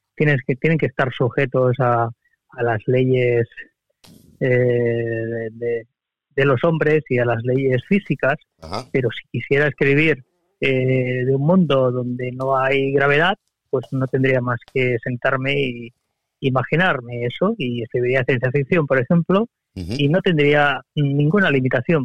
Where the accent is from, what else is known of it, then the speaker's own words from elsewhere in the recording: Barcelona, Catalonia, Spain; soy de Barcelona de toda la vida